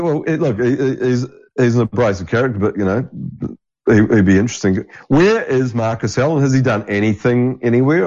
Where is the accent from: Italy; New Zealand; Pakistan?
New Zealand; moved away; growing up in New Zealand